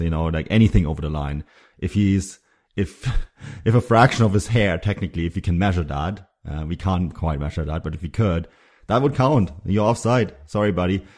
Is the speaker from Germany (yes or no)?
yes; Munich, Bavaria, Germany; now in Vancouver, Canada; Munich is where I'm from. It's my, it's my hometown